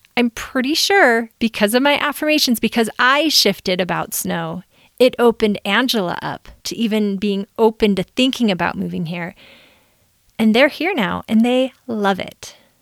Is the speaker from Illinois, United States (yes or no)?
yes; Chicago, Illinois, United States; also born or lived in Southern California; now in Utah, United States; I grew up in Chicago